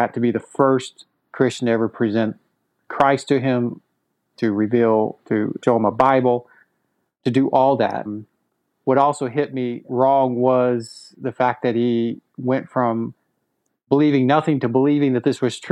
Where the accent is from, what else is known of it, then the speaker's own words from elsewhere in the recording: Texas, United States; growing up in Texas, because that's where I'm originally from